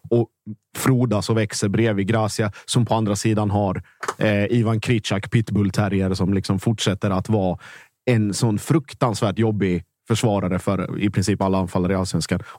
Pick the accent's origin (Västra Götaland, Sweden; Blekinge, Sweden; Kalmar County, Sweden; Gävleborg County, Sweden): Blekinge, Sweden; Mjällby; jag har ju alltid en soft spot i Mjällby. Det är mina hemtrakter.